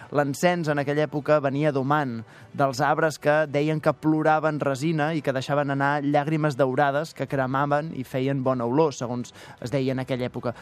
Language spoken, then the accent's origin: Catalan; Canet de Mar, Catalonia, Spain; al meu poble, Canet de Mar